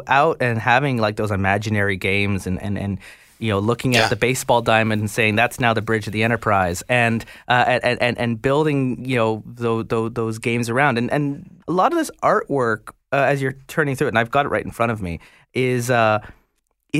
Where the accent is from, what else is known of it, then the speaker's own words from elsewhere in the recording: Canada; also born or lived in Ireland; growing up in Canada in the 80s